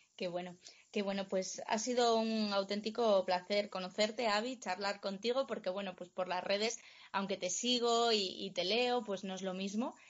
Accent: Cangas del Narcea, Asturias, Spain; en Cangas del Narcea, en mi pueblo

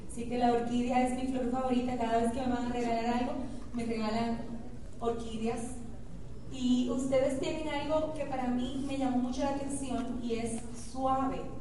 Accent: Dominican Republic; nosotros se lo copiamos y decimos lo mismo en República

